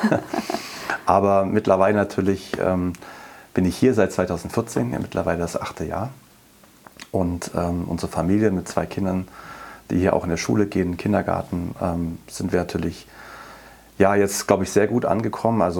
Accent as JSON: {"language": "German", "region": "Berlin", "country": "Germany", "said": "Ja, also eigentlich ähm, komme ich aus Berlin."}